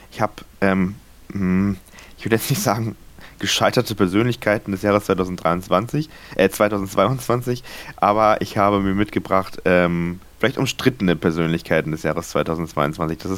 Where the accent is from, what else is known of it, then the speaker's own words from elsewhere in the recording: Hamburg, Germany; Also wahrscheinlich beschwert man sich als Hamburger dann doch